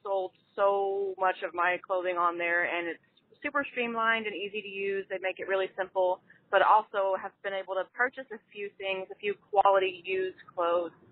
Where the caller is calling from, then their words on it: Houston, Texas, United States; I'm calling from Houston, Texas